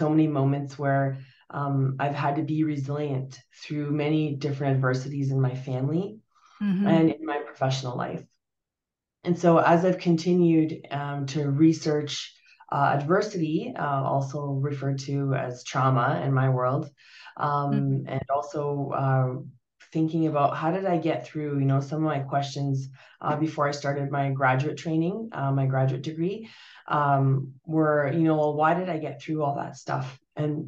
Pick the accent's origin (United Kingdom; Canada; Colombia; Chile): Canada; also born or lived in Portugal; My family, we're Portuguese. I was born in Portugal, and we emigrated to Canada in the early 80s. No, late 70s